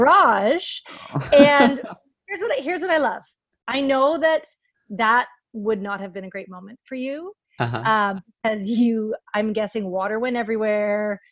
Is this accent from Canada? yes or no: yes; Canada; We are both from Canada.